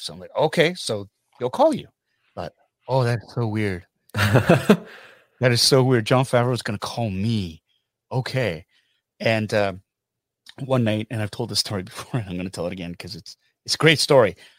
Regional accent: Canada; I'm Korean Canadian

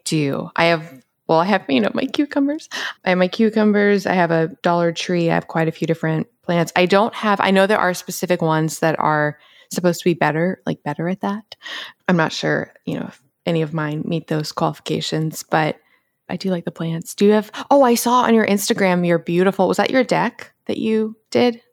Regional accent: Atlanta, Georgia, United States; moved away; growing up in Atlanta

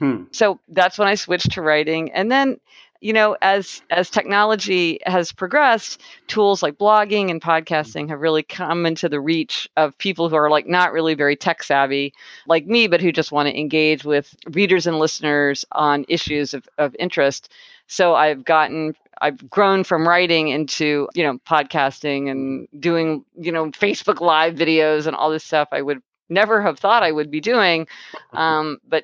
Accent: Kansas City, Missouri, United States; moved away; I'm from Kansas City, Missouri. So I spent my whole childhood there in a kind of very happy childhood

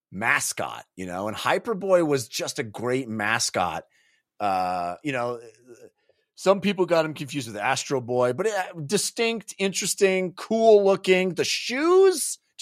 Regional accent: California, United States; Where I grew up, you know, I grew up in the Bay Area.

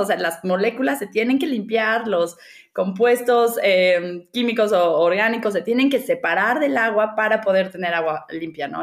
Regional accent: Mexico City, Mexico; Yo eh, nací y crecí en la Ciudad de México

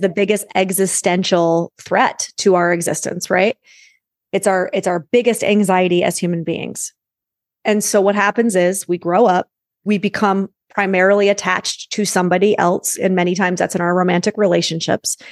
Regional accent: New York, United States; I'm a New Yorker

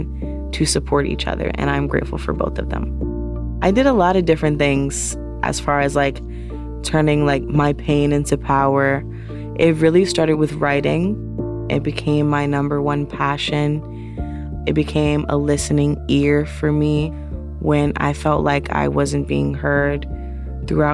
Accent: New York City, New York, United States; also born or lived in Lower East Side, Manhattan; I live in the Lower East Side in Manhattan, New York. I am from the South Bronx, and I am 24 years old

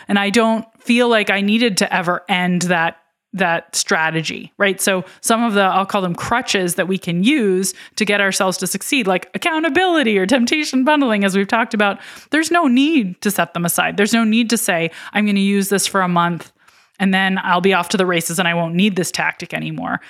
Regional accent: Philadelphia, Pennsylvania, United States; my hometown of Philadelphia

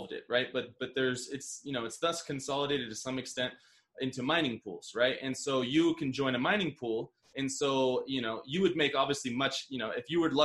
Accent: United States; now in Medellin, Colombia; us being American

